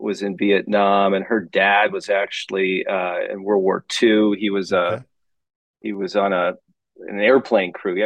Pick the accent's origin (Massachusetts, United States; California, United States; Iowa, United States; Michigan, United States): Michigan, United States; Grosse Ile; moved away as an adult; I grew up in Michigan in a small town just south of Detroit. It's actually a little island called Gros Ciel